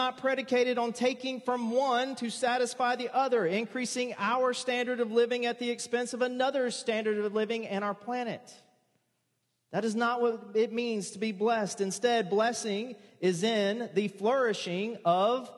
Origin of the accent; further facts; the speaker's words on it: the South, United States; also born or lived in Pensacola, Florida; I was born and raised in the South